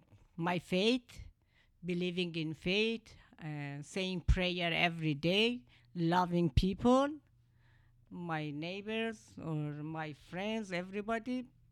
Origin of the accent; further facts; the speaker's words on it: Iran; moved away as an adult; also born or lived in New York City, United States / India; now in Canada; I was born in Iran and I left my country when I was 22 years old. I went to United States. I was there for a year. Then I left the United States to India.